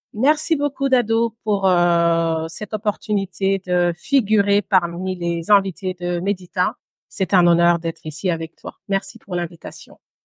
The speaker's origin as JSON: {"language": "French", "town": "Brussels", "region": "Brussels-Capital Region", "country": "Belgium", "tie": "born or raised there", "also_born_or_lived": "Guinea", "moved": "as an adult", "lives_now": "London, United Kingdom", "said": "J'ai grandi à Bruxelles, en Belgique, pendant mon adolescence et une partie de mon enfance d'ailleurs."}